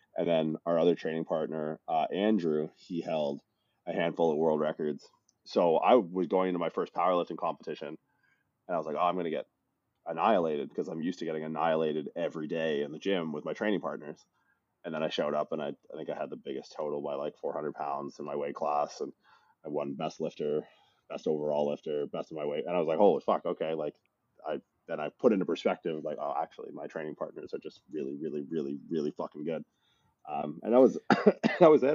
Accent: Windsor, Ontario, Canada; moved away as an adult; also born or lived in Newfoundland / Toronto / California; I'm from Newfoundland originally. It's a small island province off the northeastern coast of Canada. I uh, grew up mostly in this kind of blue collar town in southwestern Ontario

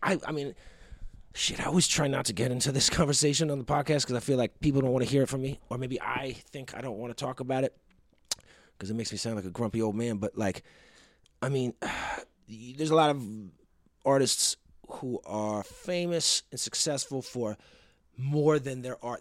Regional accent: East Coast, United States; Growing up in the East Coast, you know, I was riding the subway most of my life.

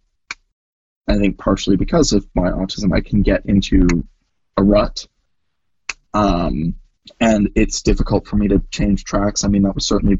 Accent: Kelowna, British Columbia, Canada; moved away as an adult; also born or lived in United States; now in Vancouver, Canada; I grew up, I was born in the States, but I grew up pretty much my entire life in Kelowna or the surrounding area. And then I moved to Vancouver for university.

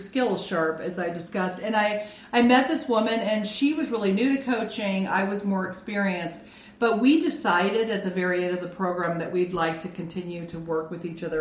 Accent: Lake Arrowhead, California, United States; also born or lived in Phoenix, Arizona / Scotland; now in Arizona, United States; I grew up in California, I grew up on Lake Arrowhead

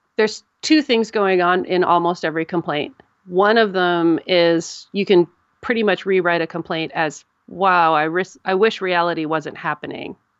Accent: United States; I'm an American

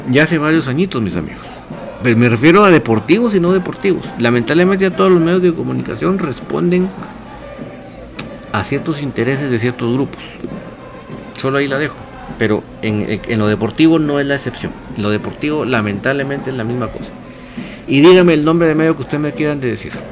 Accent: Gualán, Zacapa, Guatemala; soy de Gualán, Zacapa, pero te cuento que la esposa del chino Iván León es de acá, de Gualán

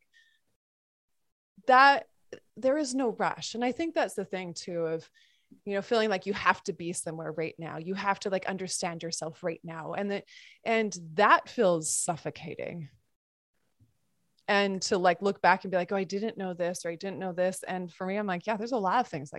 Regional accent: Montana, United States; I grew up in Montana

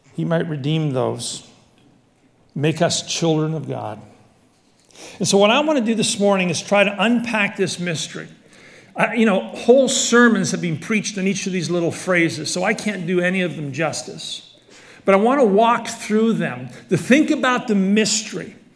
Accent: Scotland, United Kingdom; moved away; I was born in Scotland

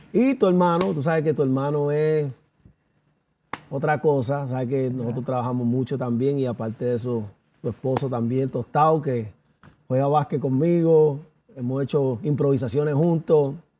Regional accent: United States; yo soy nacido, criado en los Estados Unidos

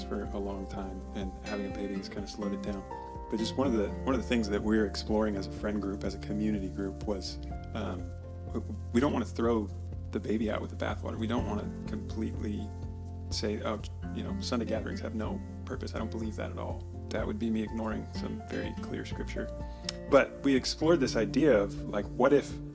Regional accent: Portland, Oregon, United States; we grew up here.

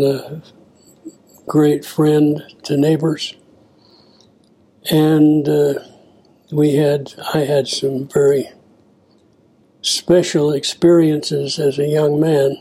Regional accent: Salt Lake City, Utah, United States; I was born in Salt Lake City in the LDS hospital

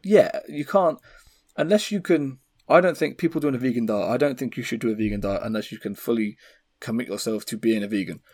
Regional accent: England, United Kingdom; I'm English

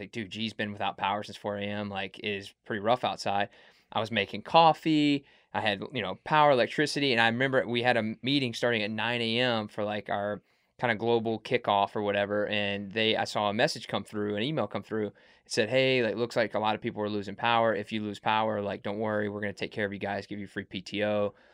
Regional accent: Mississippi, United States; I'm from Mississippi

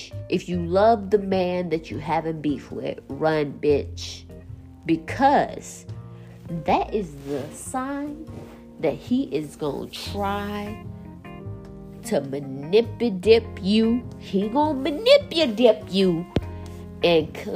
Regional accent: South Carolina, United States; I'm from South Carolina

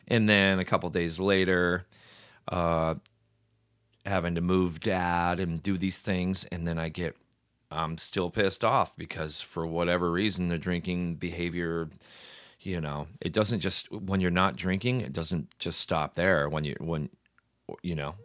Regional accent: New York City, New York, United States; I'm Irish. I'm not Italian. Like, hey, I'm from Brooklyn

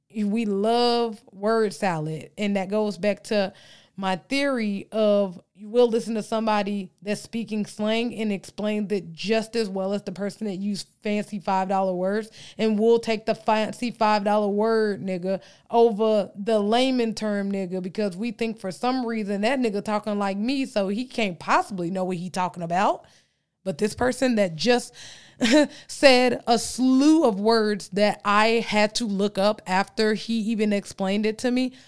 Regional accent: Texas, United States; accent: Texas twang; I'm from Texas.

